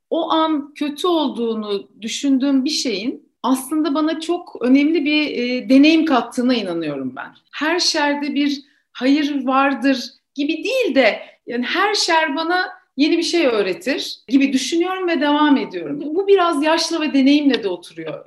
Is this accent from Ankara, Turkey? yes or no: yes; Ankara, Turkey; moved away as an adult; now in Istanbul, Turkey; ben Ankaralıyım.